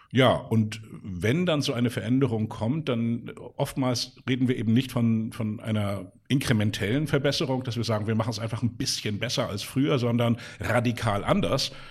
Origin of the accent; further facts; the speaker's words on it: Hamburg, Germany; Ich bin hier in Hamburg aufgewachsen ähm, mit äh, zwei weiteren Brüdern